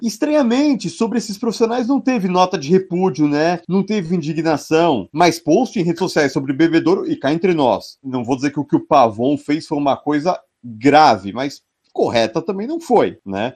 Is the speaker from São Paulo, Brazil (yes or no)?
yes; São Paulo, Brazil; a gente é de São Paulo